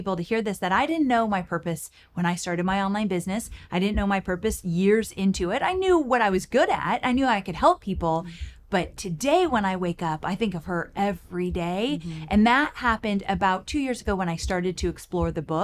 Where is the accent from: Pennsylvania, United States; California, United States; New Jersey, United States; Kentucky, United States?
California, United States; Southern; moved away as an adult; now in Nashville, United States; I'm a Southern California girl